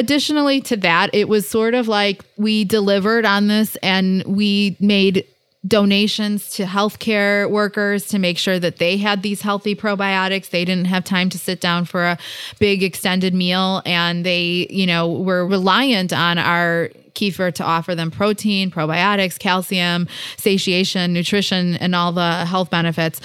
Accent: Chicago, Illinois, United States; growing up in Chicago

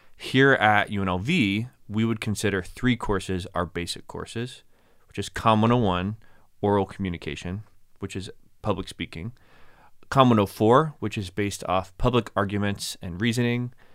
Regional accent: Plano, Texas, United States; moved away as an adult; also born or lived in Abilene, Texas / Kentucky; now in Las Vegas, United States; Born and raised in Dallas, Texas. Technically Plano, Texas

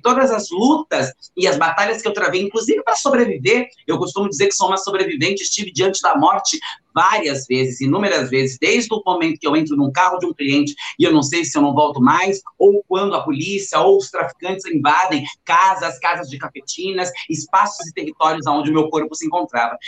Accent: São Paulo area, Brazil; also born or lived in Itu; do local onde eu cresci

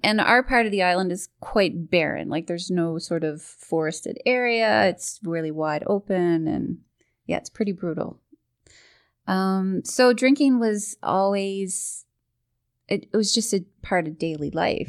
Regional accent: Portugal Cove South, Newfoundland and Labrador, Canada; I, I grew up in Newfoundland, very small town, uh, Portugal Cove, south

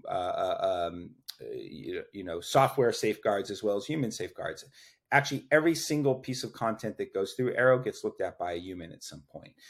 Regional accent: Austin, Texas, United States; I grew up in Austin, Texas

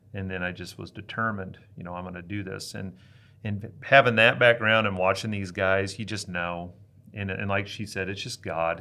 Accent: Hastings, Nebraska, United States; I was living in my hometown, Hastings, Nebraska

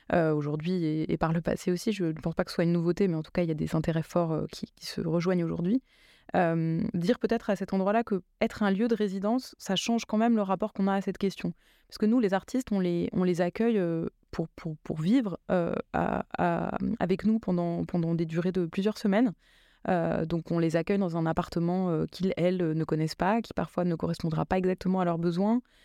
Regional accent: Drancy, Île-de-France, France; moved away as an adult; now in Marseille, France; j'ai grandi euh, en Seine-Saint-Denis et, avant d'arriver à Marseille, je, vivais à Drancy, qui est justement la ville où j'ai grandi.

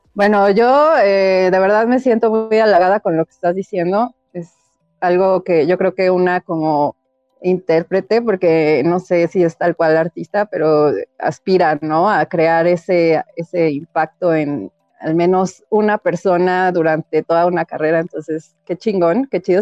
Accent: Chilanga, Mexico City, Mexico; No soy tan buena chilanga, pero mira, por definición lo soy

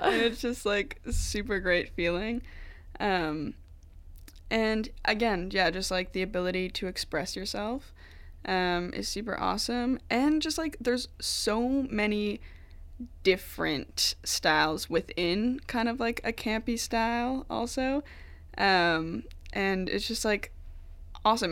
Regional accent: Wolfville, Nova Scotia, Canada; moved away as an adult; I'm from Nova Scotia, um, from Wolfville area, if you know where that is, like town of like four thousand People

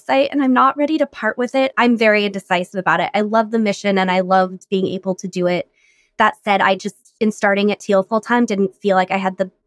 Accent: Colorado, United States; moved away; I grew up in Colorado

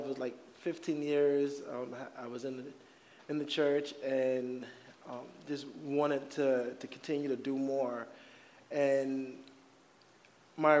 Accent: New York, United States; moved away as an adult; now in Arizona, United States; So me, my wife, my family, we are from New York

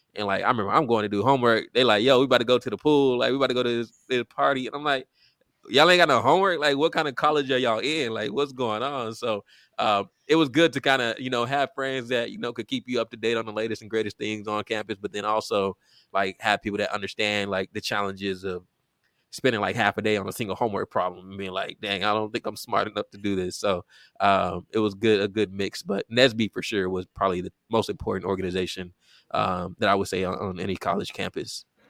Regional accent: Richmond, Texas, United States; I grew up in Richmond, Texas, a suburb of Houston, Texas

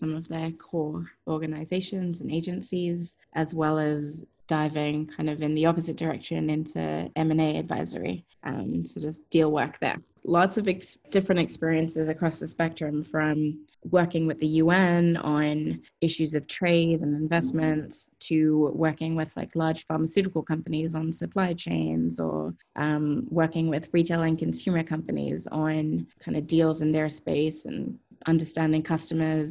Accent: Australia; also born or lived in Asia Pacific region; I was born and raised in Australia, very proud Aussie, and feel very, very fortunate to be sort of raised there.

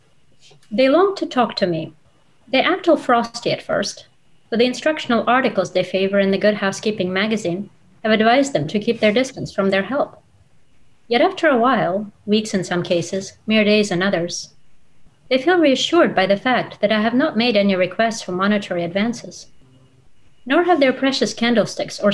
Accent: Russia; first language Russian; English is a second language; moved away as an adult; now in United States; my best friend when I was growing up in Russia was Olga.

